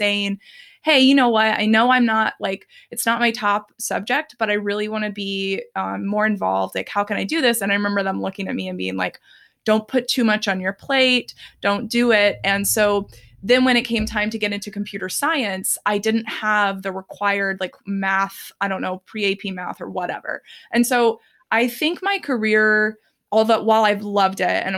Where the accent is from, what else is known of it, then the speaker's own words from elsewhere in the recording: Dallas, Texas, United States; I grew up in Texas, specifically the Dallas area.